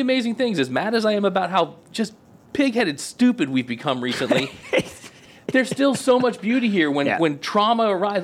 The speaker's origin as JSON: {"language": "English", "town": "Auburndale", "region": "Florida", "country": "United States", "tie": "born or raised there", "said": "I grew up in Polk County, so I can make fun of it. Let's uh, go. So I grew up in Auburndale"}